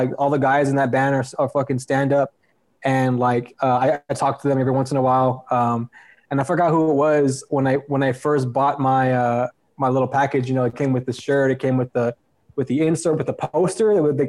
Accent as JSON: {"language": "English", "town": "Lubbock", "region": "Texas", "country": "United States", "tie": "born or raised there", "said": "my hometown of Lubbock, Texas."}